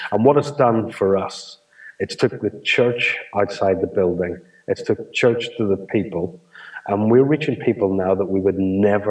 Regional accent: Ireland; as an Irishman, I don't think you have a problem with this, Dave.

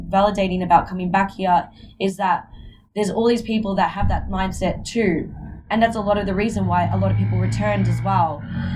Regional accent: Melbourne, Victoria, Australia; I was born and raised in Australia

